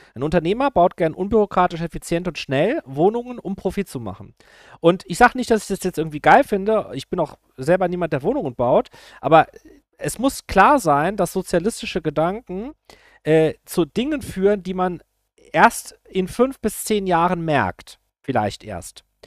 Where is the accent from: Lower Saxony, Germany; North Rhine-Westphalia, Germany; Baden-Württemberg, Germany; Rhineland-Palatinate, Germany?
Rhineland-Palatinate, Germany; ich bin aus Rheinland-Pfalz